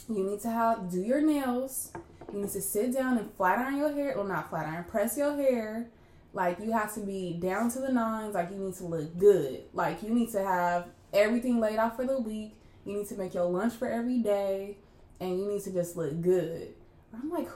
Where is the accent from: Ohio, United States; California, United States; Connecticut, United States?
California, United States; Inglewood; also born or lived in San Diego; I grew up in Inglewood where, like, I feel like I grew up in, like, a black bubble.